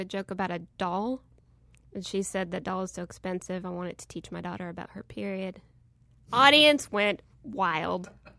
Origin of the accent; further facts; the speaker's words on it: Texas, United States; I'm from Texas.